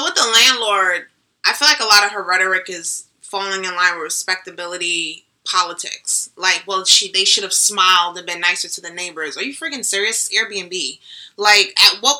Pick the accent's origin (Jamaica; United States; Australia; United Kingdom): Jamaica; I'm Jamaican.